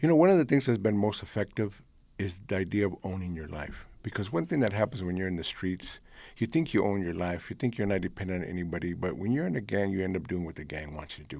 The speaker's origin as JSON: {"language": "English", "country": "United States", "tie": "born or raised there", "first_language": "Spanish", "second_language": "English", "said": "I was born in this country, raised in this country. This is my country"}